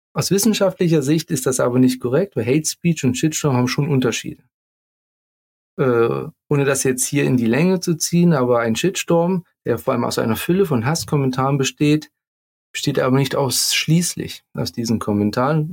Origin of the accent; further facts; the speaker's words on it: near Leipzig, Saxony, Germany; accent: Saxon; Ich komme ja auch aus der Nähe von Leipzig.